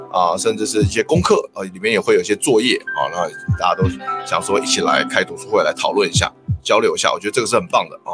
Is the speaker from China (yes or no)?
no; Taiwan; 我们台湾人